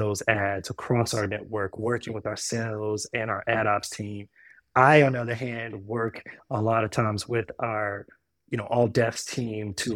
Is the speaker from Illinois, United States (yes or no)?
no; Houston, Texas, United States; I grew up in Houston, Texas